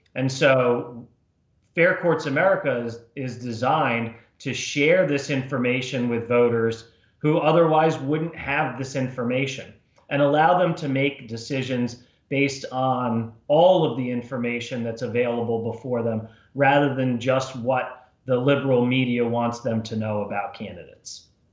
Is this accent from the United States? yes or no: yes; New Jersey, United States; moved away as an adult; also born or lived in Washington, D.C.; I was born and raised in New Jersey, uh, went to school in New Jersey